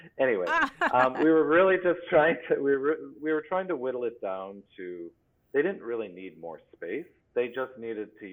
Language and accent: English; Plymouth, Wisconsin, United States; moved away; also born or lived in Boston; I grew up in Plymouth, Wisconsin, near Kohler